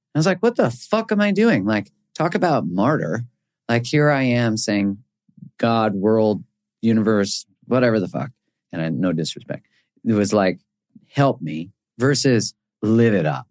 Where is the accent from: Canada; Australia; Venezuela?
Canada; I'm from Canada